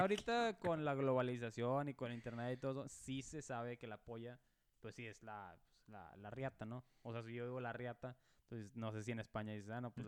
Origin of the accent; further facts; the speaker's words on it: Monterrey, Nuevo León, Mexico; now in Dallas, United States; yo nací en, Monterrey, Nuevo León